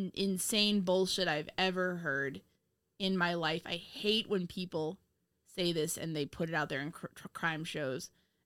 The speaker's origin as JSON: {"language": "English", "region": "Indiana", "country": "United States", "said": "oh, I'm sorry we're from Indiana."}